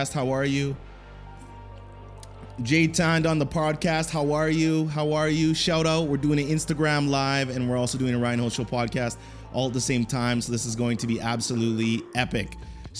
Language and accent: English; Canada; I'm Canadian, I'm not American